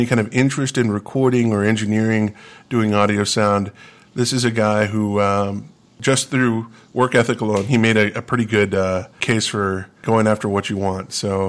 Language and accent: English; West Texas, United States; growing up in West Texas.